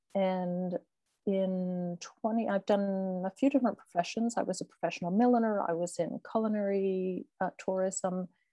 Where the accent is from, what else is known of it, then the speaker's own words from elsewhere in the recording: Florida, United States; moved away as an adult; also born or lived in Philadelphia / New York / Italy; now in Chinon, France; I am an American. I grew up in Florida